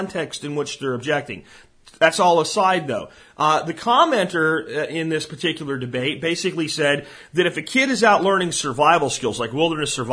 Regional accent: Pottsville, Pennsylvania, United States; I'm from Pottsville, where Yingling's from

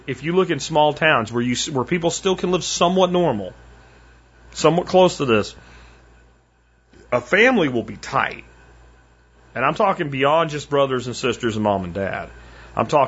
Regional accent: Minersville, Pennsylvania, United States; where I grew up in Minersville, it's a pretty small little town in Pennsylvania

